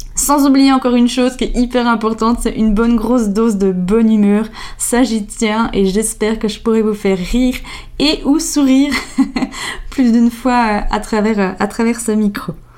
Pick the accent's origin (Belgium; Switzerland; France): Switzerland; Jura; accent: Jura; mon bon vieil accent, il vient du Jura. Alors euh, oui, on a apparemment un bon accent. Euh, j'ai grandi dans un tout petit village en plein milieu de la nature